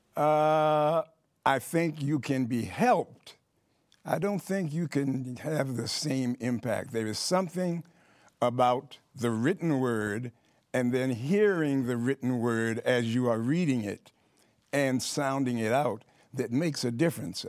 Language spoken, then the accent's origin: English; New York City, New York, United States; I grew up in Harlem in New York City